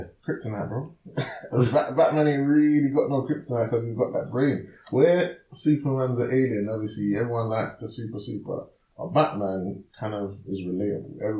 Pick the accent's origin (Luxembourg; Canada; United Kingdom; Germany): United Kingdom; London; also born or lived in Hackney, North London / Milton Keynes; I was born in North London, in Hackney, moved to South London, when I was about four or five.